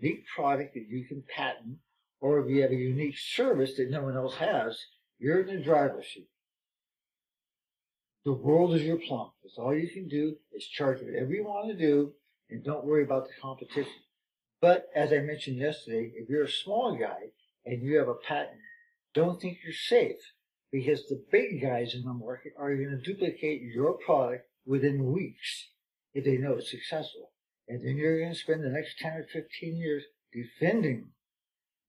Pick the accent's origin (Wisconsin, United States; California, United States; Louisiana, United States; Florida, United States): California, United States; I'm from California